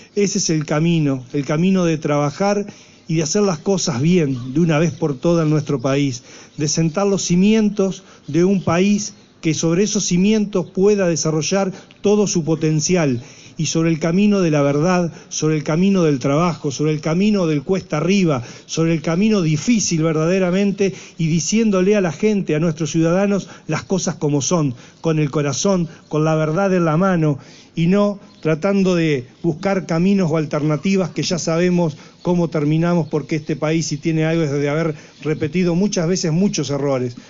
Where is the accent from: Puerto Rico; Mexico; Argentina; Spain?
Argentina; como argentinos